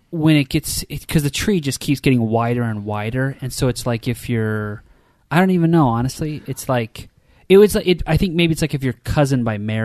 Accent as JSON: {"language": "English", "town": "Philadelphia", "region": "Pennsylvania", "country": "United States", "tie": "born or raised there", "said": "I was growing up in Philadelphia while all my cousins were like in the West, in the Mountain West."}